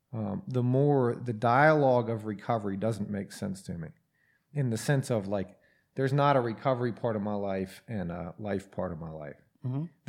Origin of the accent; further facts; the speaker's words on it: Atlanta, Georgia, United States; From Atlanta.